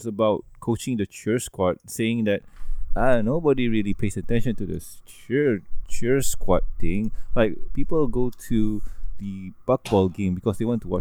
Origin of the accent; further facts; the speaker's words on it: Malaysia; English is a second language; I'm Malaysian